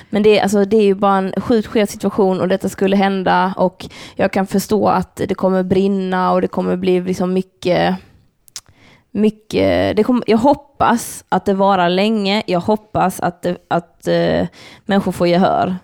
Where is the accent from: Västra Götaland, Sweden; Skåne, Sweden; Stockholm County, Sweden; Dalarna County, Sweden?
Skåne, Sweden; Lund; Lund? Där vi växte upp